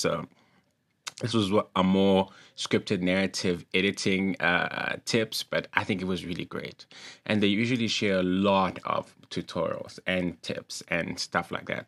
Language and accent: English; East Rand, Gauteng, South Africa; shout out to East Rand, that's where I'm from